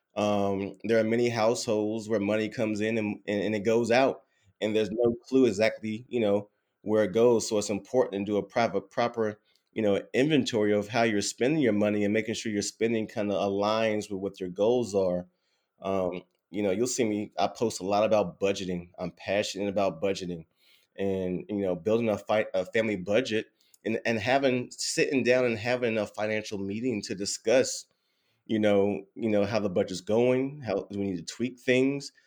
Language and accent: English; Durham, North Carolina, United States; born and raised in Durham, North Carolina